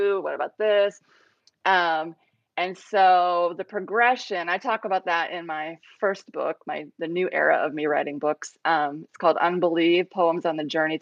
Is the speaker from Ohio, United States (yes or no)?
yes; Ohio, United States; moved away as an adult; also born or lived in Cambodia; now in South Carolina, United States; We're from Ohio. We moved to South Carolina